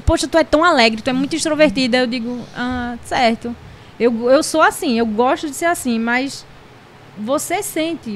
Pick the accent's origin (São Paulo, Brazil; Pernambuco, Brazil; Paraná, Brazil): Pernambuco, Brazil; Recife; moved away as an adult; now in Sumé, Brazil; eu sou de Recife, né? Natural de Recife.